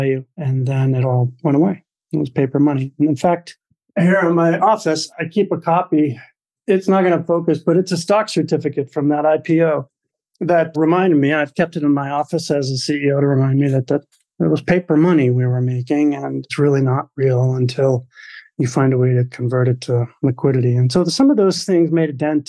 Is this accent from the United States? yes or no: yes; Maine, United States; I was the youngest of four boys growing up in Maine